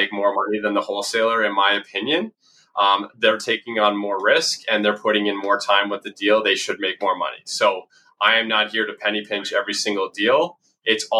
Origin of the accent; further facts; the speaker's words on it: London, Ontario, Canada; also born or lived in Toronto; born and raised in London, Ontario.